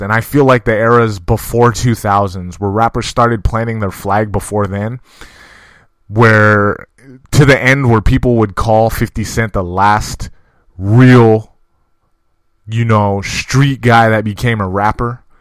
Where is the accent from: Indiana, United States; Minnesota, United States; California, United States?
California, United States; I'm from California.